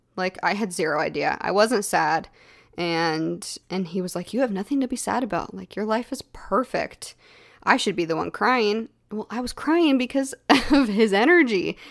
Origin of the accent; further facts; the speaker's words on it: Texas, United States; growing up in Texas, we lived in a haunted house